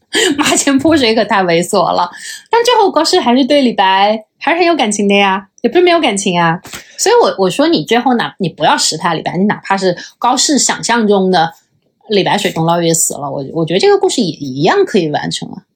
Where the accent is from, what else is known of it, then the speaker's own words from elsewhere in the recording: China; 作为一个中国人